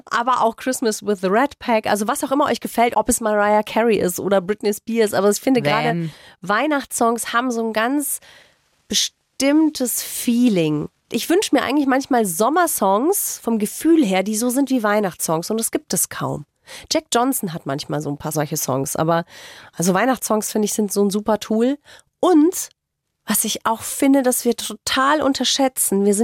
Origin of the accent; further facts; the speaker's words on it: Munich, Bavaria, Germany; Ich bin im Münchner Süden aufgewachsen und in Bezug auf Otterfing gibt es ein altes Sprichwort bzw. einen alten Flachwitz.